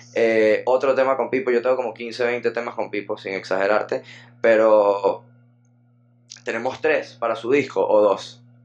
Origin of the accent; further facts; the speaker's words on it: Venezuela; also born or lived in Caracas; somos contemporáneos, fue una vaina que en los colegios de Venezuela